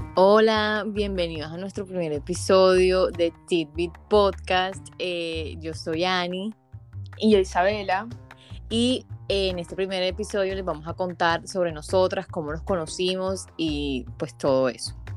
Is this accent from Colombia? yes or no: yes; Santa Marta, Magdalena, Colombia; soy de Santa Marta